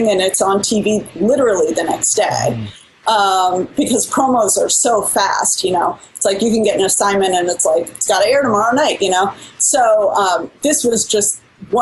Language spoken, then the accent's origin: English; Midwest, United States; we're all from the Midwest and have this consistent language, sort of pacing and little phrasings that are really common in the Midwest